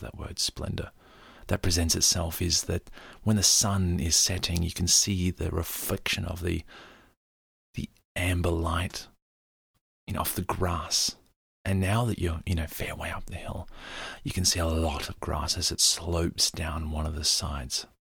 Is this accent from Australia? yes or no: yes; Australia; me as an Australian who's used to very clean air